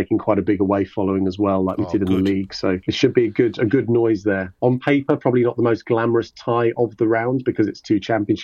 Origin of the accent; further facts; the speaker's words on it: London, United Kingdom; I grew up in Hammersmith, which is it's a district of London